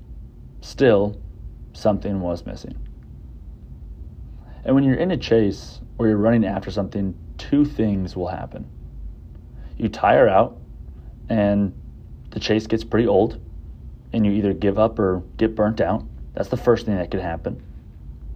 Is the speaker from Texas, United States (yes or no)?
yes; Southlake, Texas, United States; I grew up in Southlake, about 40 minutes from here